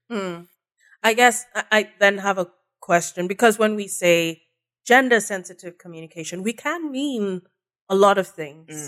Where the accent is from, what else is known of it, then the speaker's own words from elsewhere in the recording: Nigeria; as a Nigerian